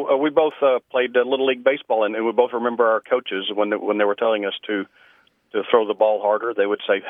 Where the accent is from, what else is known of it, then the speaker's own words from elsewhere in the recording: West Texas, United States; now in Wylie, United States; I was raised in West Texas.